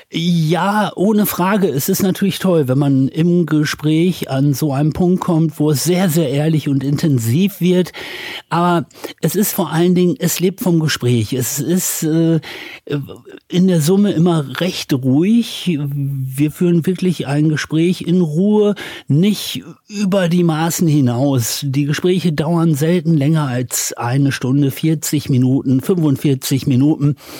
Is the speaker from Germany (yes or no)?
yes; Dorsten, North Rhine-Westphalia, Germany; also born or lived in United States; now in Düsseldorf, Germany; Und so bin ich dann im nördlichen Ruhrgebiet aufgewachsen, aber habe die ersten Jahre in Amerika verbracht.